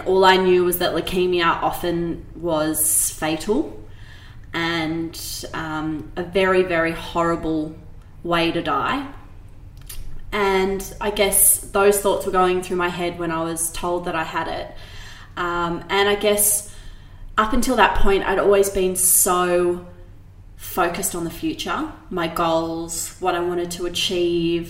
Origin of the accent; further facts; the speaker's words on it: Sydney, New South Wales, Australia; I grew up in Sydney's Northern Beaches, which is a pretty relaxed place to kind of grow up